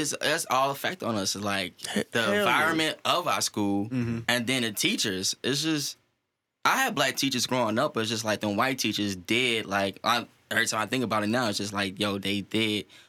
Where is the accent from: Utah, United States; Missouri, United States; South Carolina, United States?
Missouri, United States; St. Louis; growing up in St. Louis public